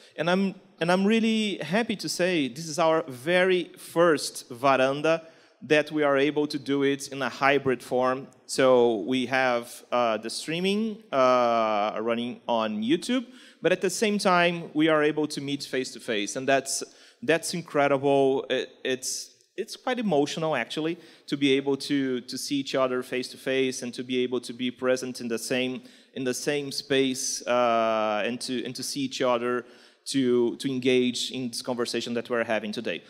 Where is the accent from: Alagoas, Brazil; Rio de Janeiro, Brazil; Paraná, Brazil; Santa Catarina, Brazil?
Rio de Janeiro, Brazil; accent: Carioca; English is a second language; my Carioca accent